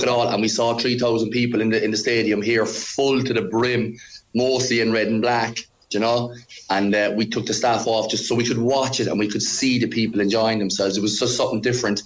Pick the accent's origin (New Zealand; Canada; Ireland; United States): Ireland; moved away as an adult; also born or lived in Cork; now in Iceland; as an Irishman